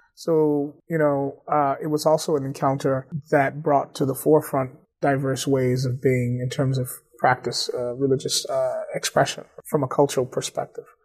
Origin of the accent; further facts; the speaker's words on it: Atlanta, Georgia, United States; moved away as an adult; also born or lived in DeKalb County, Georgia; now in Cambridge, United States; born and raised in Atlanta. I grew up uh, two blocks or three blocks from Morehouse College in Atwood Street.